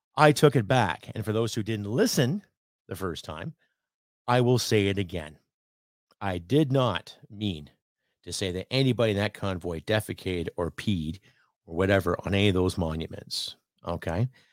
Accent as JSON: {"language": "English", "country": "Canada", "said": "I'm a Canadian"}